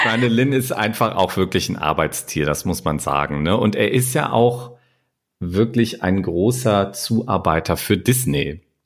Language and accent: German; Germany; Und für uns als Deutsche